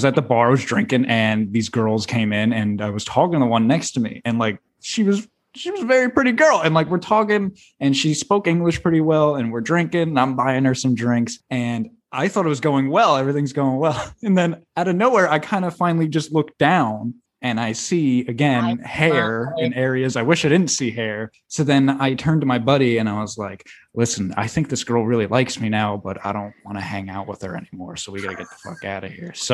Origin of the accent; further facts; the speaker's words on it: United States; I'm an American.